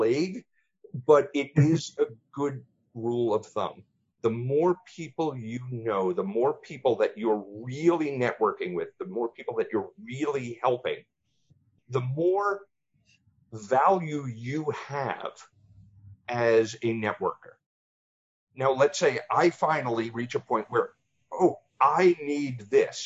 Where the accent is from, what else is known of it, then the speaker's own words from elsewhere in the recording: East Coast, United States; moved away; I was born and raised on the East Coast